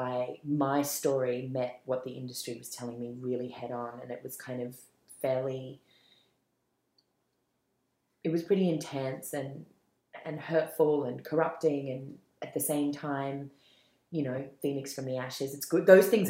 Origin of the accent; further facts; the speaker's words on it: Malaysia; born there; I was born in Malaysia. My mom's Malay Chinese, and my dad's Irish Australian.